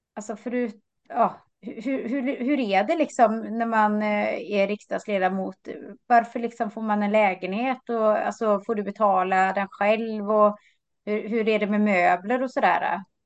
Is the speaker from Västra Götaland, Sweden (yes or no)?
yes; Lysekil, Västra Götaland, Sweden; moved away as an adult; also born or lived in Uddevalla; now in Sotenäs, Sweden; Jag har ju bott där nästan hela livet